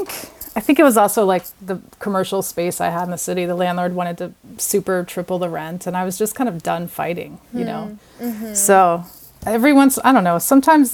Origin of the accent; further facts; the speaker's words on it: Virginia, United States; moved away as an adult; also born or lived in New York City; now in Montauk, United States; I'm originally from Virginia, but I moved to New York City to go to college